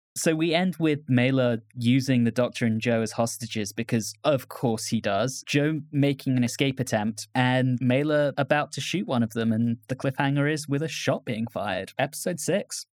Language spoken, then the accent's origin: English; United Kingdom; moved away; my home country